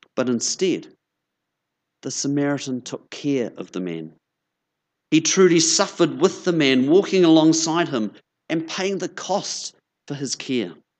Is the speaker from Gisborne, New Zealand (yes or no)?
no; Christchurch, Canterbury, New Zealand; moved away as an adult; now in Nelson, New Zealand; it's lovely to be back in Christchurch. As Jenny said, this is my hometown. I grew up down the road in Ilam